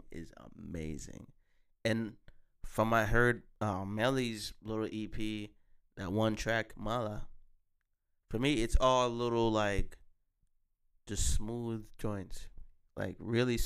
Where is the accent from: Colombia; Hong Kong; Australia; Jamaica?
Jamaica; We're both from Jamaica.